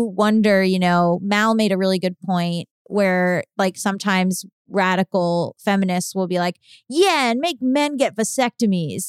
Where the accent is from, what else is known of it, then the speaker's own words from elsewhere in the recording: Florida, United States; I'm from Florida